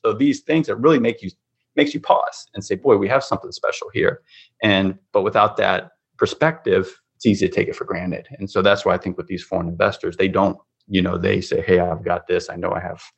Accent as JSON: {"language": "English", "country": "United States", "said": "as an American"}